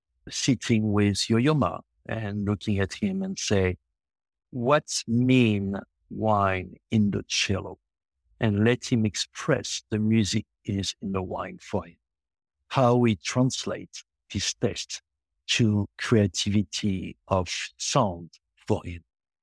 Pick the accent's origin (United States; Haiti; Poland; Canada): Canada; Montreal, Quebec; English is a second language; also born or lived in France; but I'm born in France, but I grew up in Quebec, Montreal, Canada.